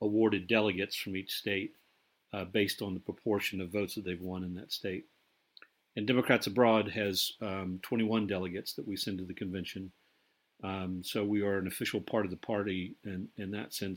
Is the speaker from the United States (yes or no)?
yes; United States; now in London, United Kingdom; as an American living abroad